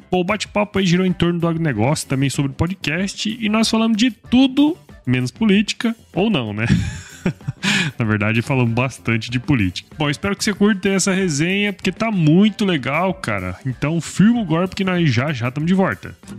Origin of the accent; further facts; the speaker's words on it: Cuiabá, Mato Grosso, Brazil; eu sou mato crossense, né, cara? Eu sou cuiabano mesmo